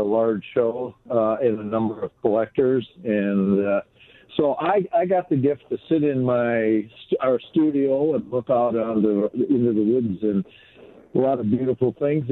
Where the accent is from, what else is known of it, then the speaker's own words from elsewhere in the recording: Wisconsin, United States; I grew up a boy in Wisconsin, spending my mornings riding my horse through the woods